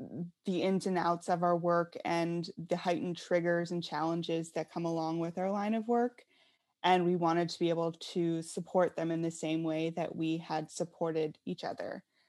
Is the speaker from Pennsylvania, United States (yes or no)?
yes; Pennsylvania, United States; Yeah, so I grew up in Western Pennsylvania in a very small town